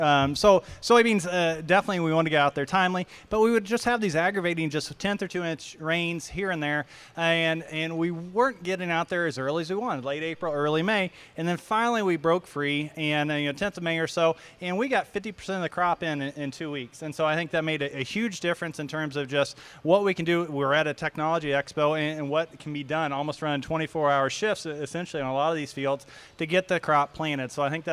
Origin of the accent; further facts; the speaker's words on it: Illinois, United States; moved away; I grew up in Illinois.